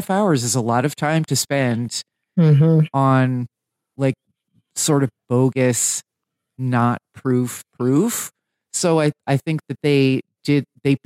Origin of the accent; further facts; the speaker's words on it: New Jersey, United States; I'm from New Jersey